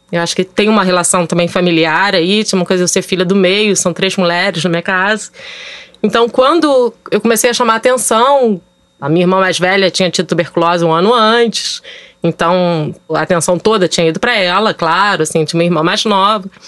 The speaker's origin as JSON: {"language": "Portuguese", "region": "Rio de Janeiro", "country": "Brazil", "said": "eu tenho 43 anos, é, sou carioca tenho dois filhos"}